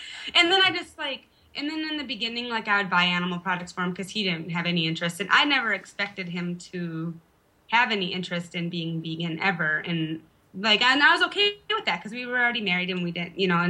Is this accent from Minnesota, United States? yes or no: yes; Park Rapids, Minnesota, United States; born or raised there; moved away as an adult; also born or lived in Fargo / Idaho; now in Ramstein Air Base, Germany